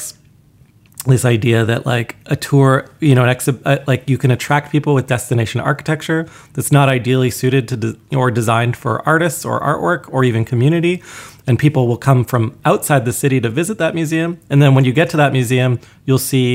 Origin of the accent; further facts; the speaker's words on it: Canada; we did go to the National Gallery quite often as a child growing up in Canada. That's our like big gallery in our capital in Ottawa